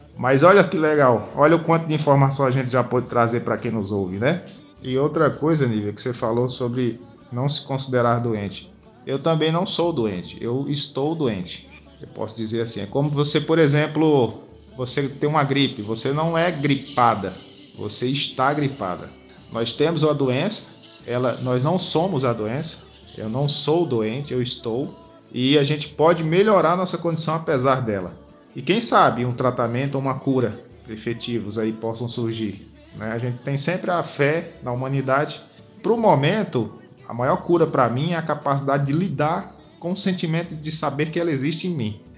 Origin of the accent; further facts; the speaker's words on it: Rio Grande do Norte, Brazil; sou nordestino, natural do Rio Grande do Norte